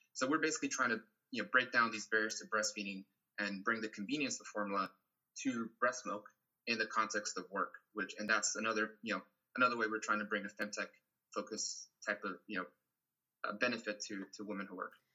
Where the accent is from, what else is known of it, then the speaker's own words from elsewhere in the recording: Brazil; now in United States; I'm originally from Brazil, where we have a huge breastfeeding support culture